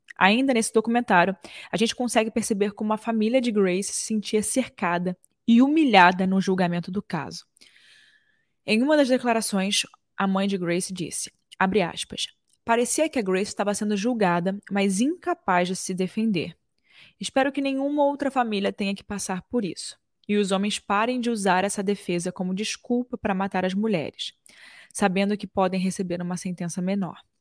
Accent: Brazil; A gente sendo brasileiro

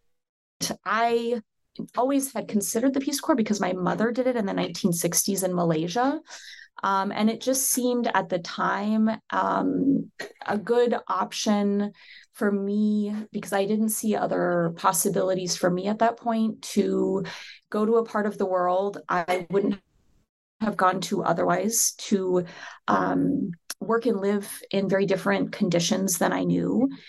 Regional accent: South Dakota, United States; And I grew up in the United States in South Dakota, which is a state not very many people know about.

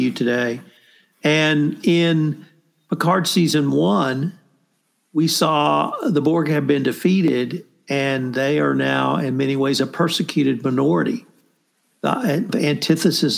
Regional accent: Kerrville, Texas, United States; my hometown of Kerrville

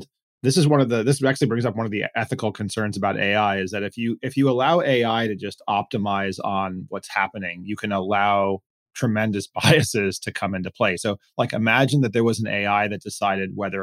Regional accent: Miami, Florida, United States; I grew up in Miami, went to an integrated high school

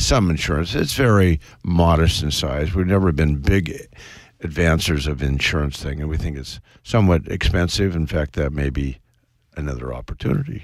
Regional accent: West Coast, United States; I was brought up on the West Coast

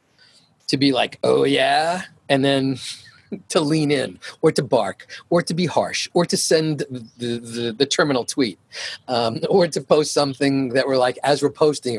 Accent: New York, United States; moved away as an adult; It's part of my upbringing. I'm from New York.

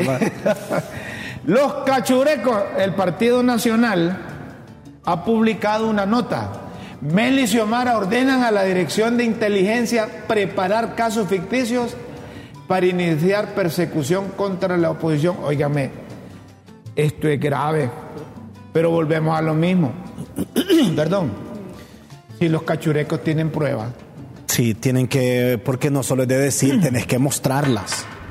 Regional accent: Choluteca, Honduras; La mejor escuela que hay en Honduras, ¿sabes cuál es? La José Trinidad Cabañas, en Choluteca

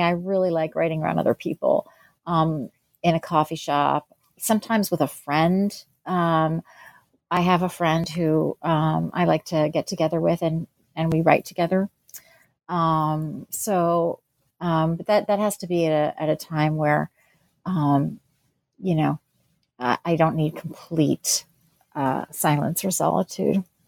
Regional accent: New Jersey, United States; also born or lived in Pennsylvania; I was born in New Jersey and grew up there and in Pennsylvania

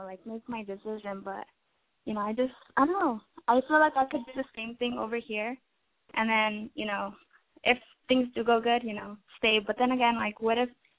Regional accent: Los Angeles, California, United States; I'm 18, and I'm from Los Angeles.

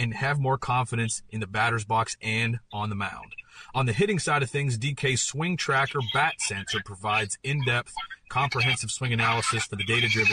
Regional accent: Pennsylvania, United States; I'm from Pennsylvania, played in Pittsburgh, and never kind of had been out of the area

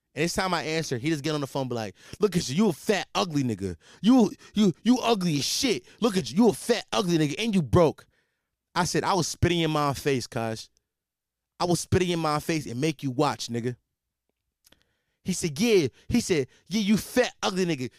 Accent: Philadelphia, Pennsylvania, United States; I'm from Philadelphia, Pennsylvania

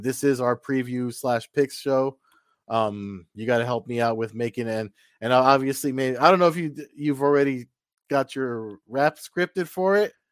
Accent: New Jersey, United States; I'm from Jersey

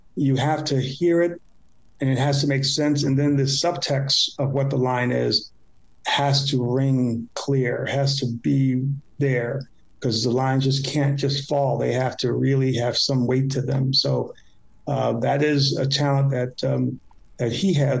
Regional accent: Chicago, Illinois, United States; I grew up in the South Side of Chicago

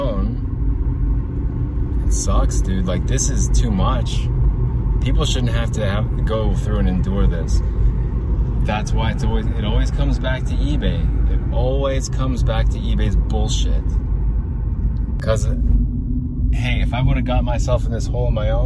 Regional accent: United States; as an American, as a U.S. citizen

